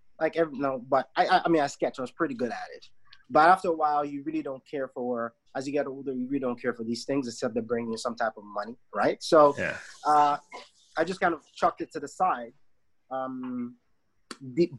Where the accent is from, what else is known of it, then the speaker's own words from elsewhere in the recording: Nigeria; now in Canada; I am Nigerian, right? Canadian by my mother's side, but I'm very much Nigerian, born and raised in the country.